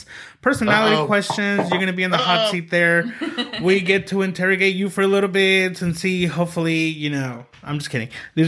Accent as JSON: {"language": "English", "town": "Oklahoma City", "region": "Oklahoma", "country": "United States", "tie": "born or raised there", "said": "I grew up in here in Oklahoma City"}